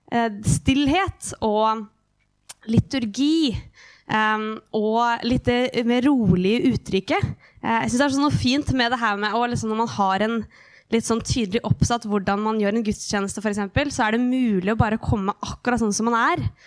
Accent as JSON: {"language": "Norwegian", "town": "Hamar", "region": "Innlandet", "country": "Norway", "tie": "born or raised there", "said": "Jeg vokste opp i Livets senter"}